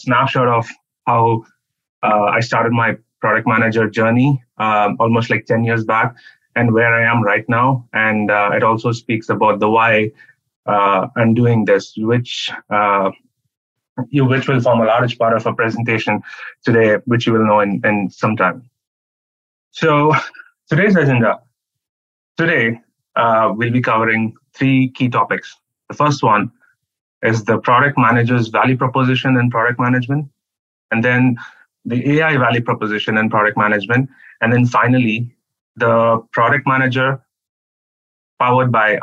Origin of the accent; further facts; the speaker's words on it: Chennai, Tamil Nadu, India; moved away as an adult; also born or lived in Arizona; I come from India, and the southern part of India, Chennai.